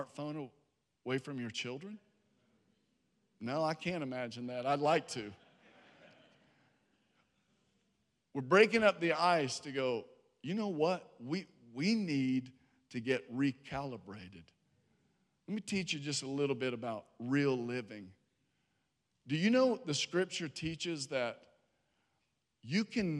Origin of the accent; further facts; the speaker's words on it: Harrisonburg, Virginia, United States; now in Georgia, United States; I was born in Harrisonburg, Virginia